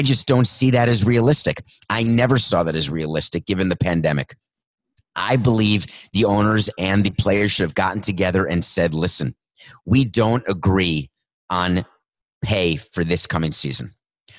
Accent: New York, United States; It's only 1980s when I was growing up in New York

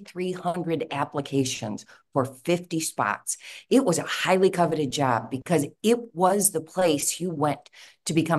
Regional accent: Chicago, Illinois, United States; I love Cook County. I was born and raised here. I grew up on the Northwest side

